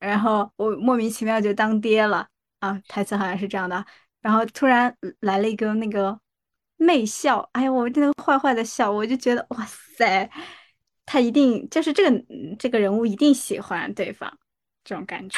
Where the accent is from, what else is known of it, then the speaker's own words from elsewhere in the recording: Jiangsu, China; 我江苏人